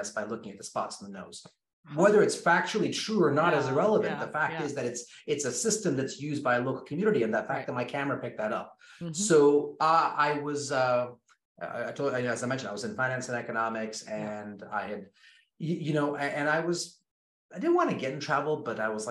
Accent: Kenya; Born and raised in Kenya, so which means I grew up in the jungle.

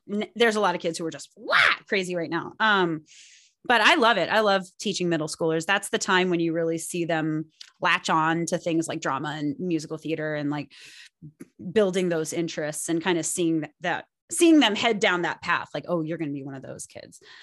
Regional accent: Pasadena, California, United States; the Pasadena Playhouse in my hometown

